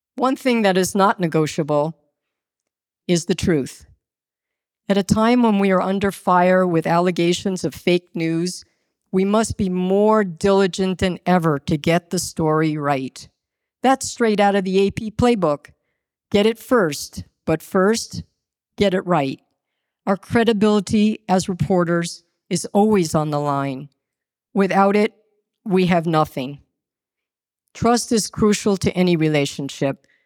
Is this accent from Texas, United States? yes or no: no; Westbury, New York, United States; also born or lived in Roslyn, New York; I was born on Long Island in Roslyn and grew up in Westbury